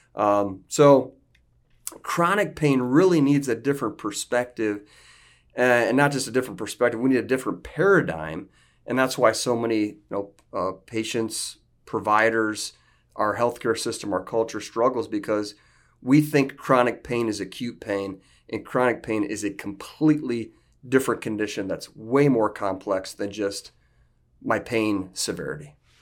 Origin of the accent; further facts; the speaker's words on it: northeast Iowa, United States; I'm from Iowa. I'm from a little small farming community in northeast Iowa